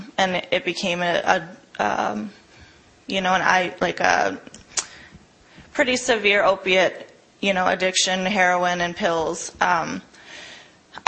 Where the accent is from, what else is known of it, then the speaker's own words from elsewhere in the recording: Chicago, Illinois, United States; also born or lived in Hudson, Wisconsin; now in Milwaukee, United States; I'm from Hudson, up by Minneapolis, originally from Chicago, but that's where I was living before I came here.